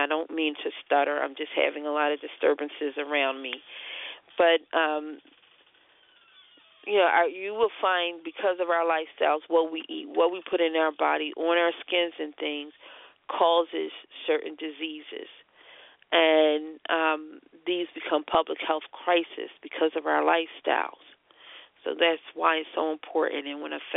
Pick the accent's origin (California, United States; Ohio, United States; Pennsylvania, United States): Pennsylvania, United States; Philadelphia; I'm from Philly